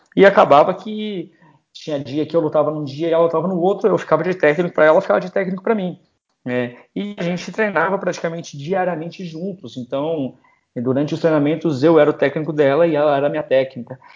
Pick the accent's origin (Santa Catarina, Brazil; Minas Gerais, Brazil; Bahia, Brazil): Santa Catarina, Brazil; Florianópolis; Eu sou lá de Floripa